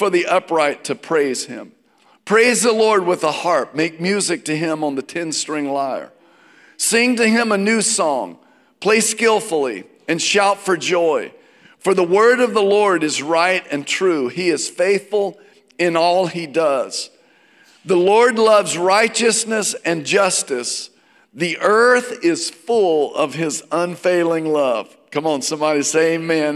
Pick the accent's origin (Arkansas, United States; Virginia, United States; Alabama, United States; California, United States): Virginia, United States; I grew up in Virginia.